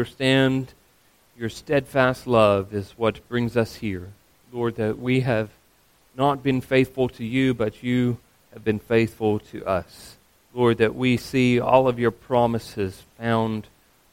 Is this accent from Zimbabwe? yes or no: no; Australia; As an Australian